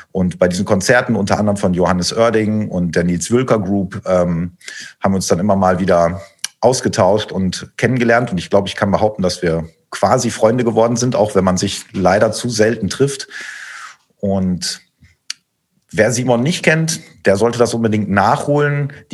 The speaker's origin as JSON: {"language": "German", "town": "Osnabrück", "region": "Lower Saxony", "country": "Germany", "tie": "born or raised there", "said": "Und kennengelernt haben wir uns tatsächlich in Osnabrück, in meiner Heimatstadt, auf meine Initiative hin sozusagen."}